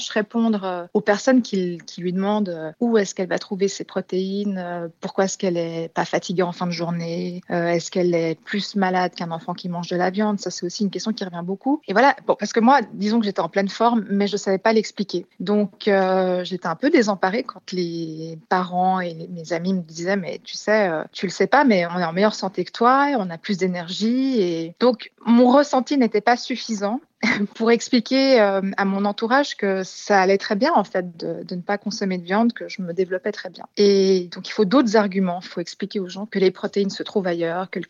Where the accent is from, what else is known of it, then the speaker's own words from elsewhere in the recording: China; Et c'est vrai bon, j'ai grandi en Chine euh, une, bonne partie de ma vie.